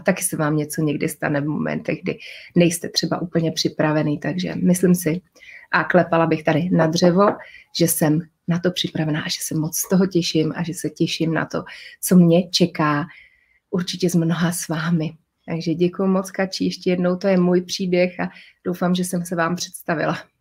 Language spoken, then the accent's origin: Czech; Prague, Czechia; also born or lived in Moravia; jako dítě jsem vyrůstala se svými rodiči v Praze